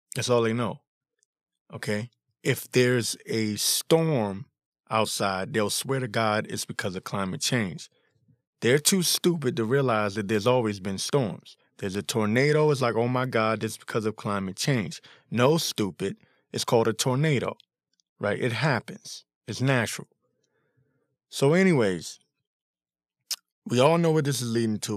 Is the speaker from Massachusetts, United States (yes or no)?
no; Washington, District of Columbia, United States; I was born and raised in the Washington, D C area